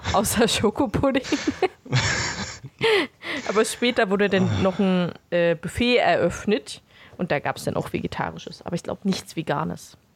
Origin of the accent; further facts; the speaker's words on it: Beelitz, Brandenburg, Germany; ich bin nicht in Belitz geboren, aber aufgewachsen